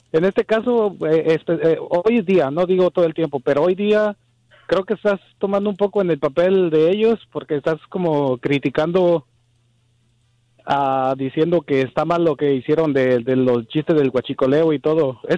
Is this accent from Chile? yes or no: no; Mexico; Somos mexicanos.